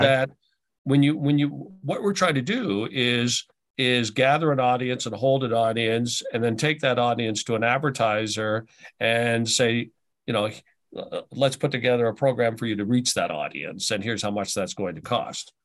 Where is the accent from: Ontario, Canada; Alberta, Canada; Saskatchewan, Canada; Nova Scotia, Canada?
Nova Scotia, Canada; Halifax; also born or lived in Ottawa / Portland / Kansas City / Tampa; now in Buffalo, United States; we ended up going back to my hometown, uh, in Halifax